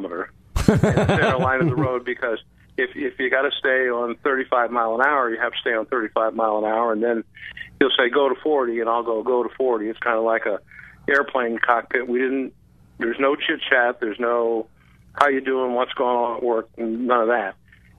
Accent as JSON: {"language": "English", "town": "Clearwater", "region": "Florida", "country": "United States", "tie": "born or raised there", "said": "I grew up in Clearwater"}